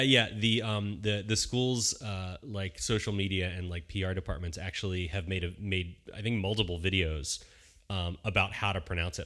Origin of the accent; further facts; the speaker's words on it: Bucks County, Philadelphia, Pennsylvania, United States; now in Southern California, United States; we lived in Bucks County, Pennsylvania, uh, which is right outside of Philadelphia